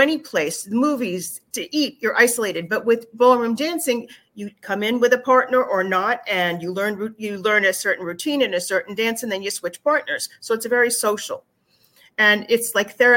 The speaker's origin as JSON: {"language": "English", "area": "Long Island", "region": "New York", "country": "United States", "moved": "as an adult", "lives_now": "Florida, United States", "said": "I'm a Long Islander"}